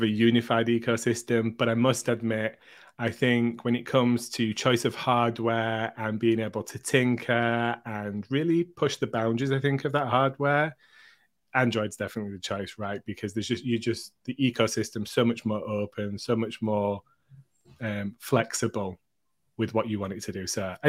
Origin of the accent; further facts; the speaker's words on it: United Kingdom; Ooh, and as a Brit, that's a great answer.